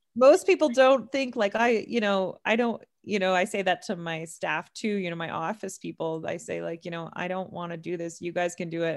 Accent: Canada; We're both Canadian

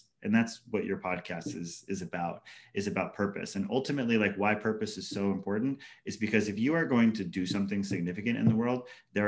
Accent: Hawaii, United States; moved away; also born or lived in Washington, D.C.; growing up in Hawaii as like a bullied Haole kid or kind of like ostracized white kid in public schools.

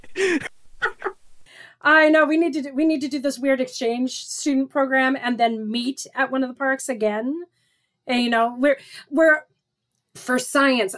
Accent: Seattle, Washington, United States; we're both from Seattle area

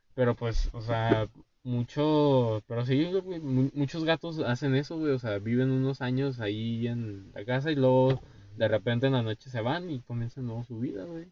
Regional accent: Durango, Mexico; nosotros somos de Durango. Yo vivo en Durango

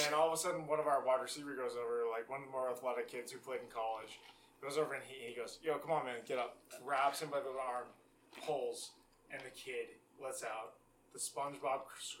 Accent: Boston, Massachusetts, United States; moved away; So I'm from the Boston area, that's where I grew up. That's not where I live now

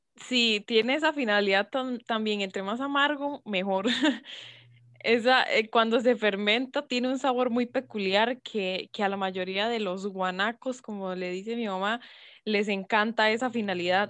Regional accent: Costa Rica; como buena tica

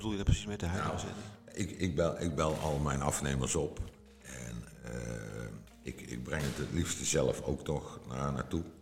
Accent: Limburg, Netherlands; accent: soft G; misschien dat dat komt door mijn zachte G, dat ik uit Limburg kom

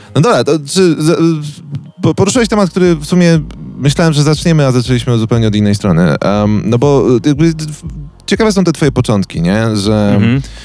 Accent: Wołomin, Masovian Voivodeship, Poland; ja jestem z Wołomina, który ma tam z 30 tysięcy, ale jest bardzo blisko Warszawy

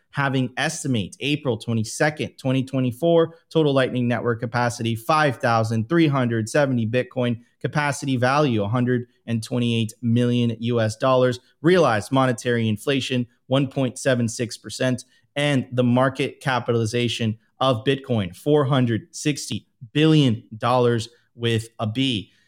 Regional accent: Miami Beach, Florida, United States; born or raised there

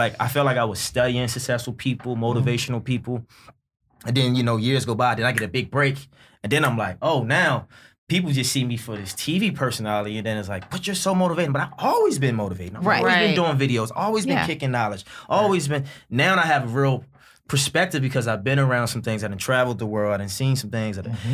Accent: Baltimore, Maryland, United States; growing up in Baltimore

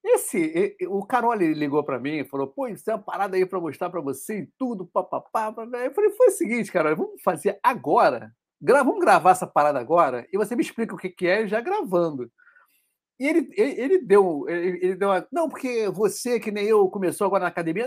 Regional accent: Rio de Janeiro, Brazil

